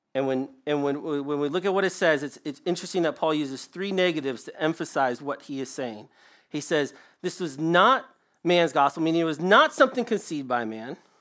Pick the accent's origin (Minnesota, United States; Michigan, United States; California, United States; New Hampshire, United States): Michigan, United States; I'm from Michigan